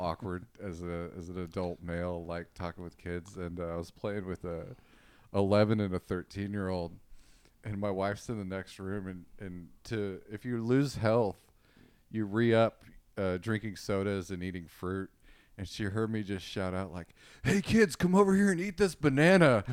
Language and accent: English; Austin, Texas, United States; I was raised in Austin